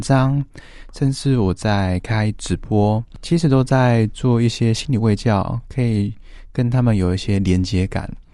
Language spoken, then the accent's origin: Chinese; Taitung County, Taiwan; 我台东人